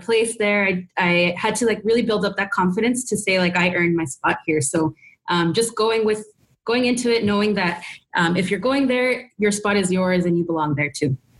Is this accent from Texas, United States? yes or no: yes; Texas, United States; I grew up in Texas